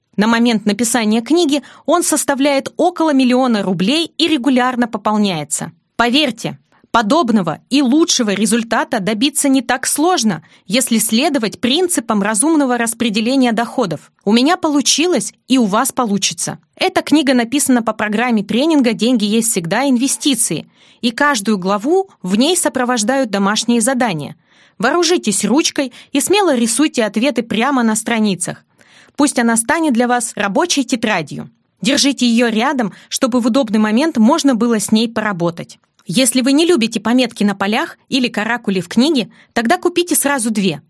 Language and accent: Russian; Vologda, Vologda Oblast, Russia; moved away as an adult; also born or lived in Saint Petersburg; Я родилась в Вологде, третьим ребенком из четверых